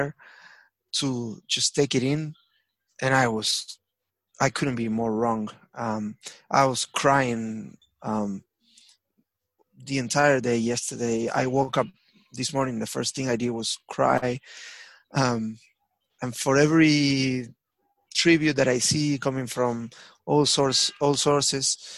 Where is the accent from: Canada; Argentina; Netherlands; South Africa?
Argentina; Avellaneda, Buenos Aires Province; moved away; also born or lived in Lanús; I was born in Avellaneda.